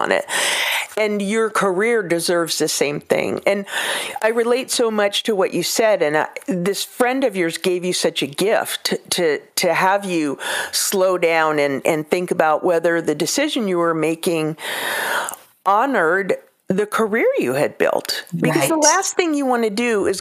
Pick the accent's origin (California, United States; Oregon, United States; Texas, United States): California, United States; I grew up in California